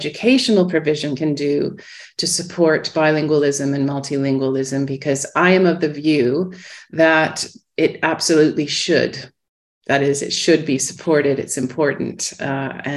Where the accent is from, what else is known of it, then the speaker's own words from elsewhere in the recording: Ottawa, Ontario, Canada; now in Oxford, United Kingdom; I grew up in Ottawa in Canada.